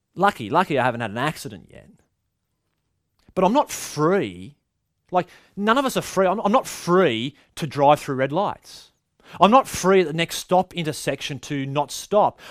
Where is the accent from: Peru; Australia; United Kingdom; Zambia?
Australia; Culturally, Aussies